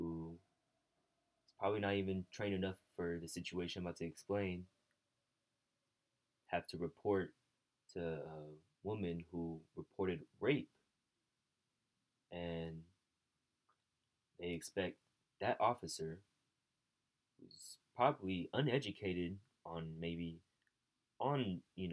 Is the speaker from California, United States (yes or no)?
yes; Bay Area, California, United States; I say I'm from the Bay Area. I'm from this area